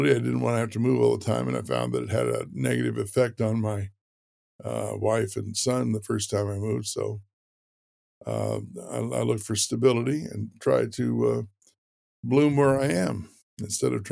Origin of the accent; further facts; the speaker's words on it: Fort Worth, Texas, United States; born there; I was born in Fort Worth, Texas, and uh, I always say I grew up in transit.